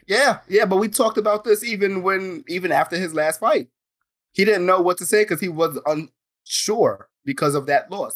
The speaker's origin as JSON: {"language": "English", "town": "New York City", "region": "New York", "country": "United States", "said": "we're from New York. We're from the Bronx"}